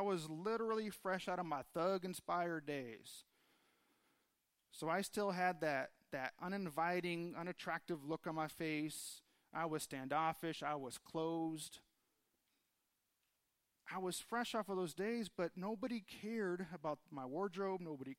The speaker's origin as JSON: {"language": "English", "town": "Los Angeles", "region": "California", "country": "United States", "lives_now": "Tucson, United States", "said": "fairly new to Tucson, still trying to figure out what Tucson was all about. I came from Los Angeles area, so much different than what we have here."}